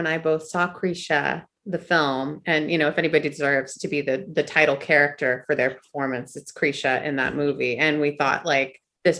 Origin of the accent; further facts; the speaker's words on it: Northern California, United States; I grew up in Northern California, not in this world, but kind of a little bit adjacent to it.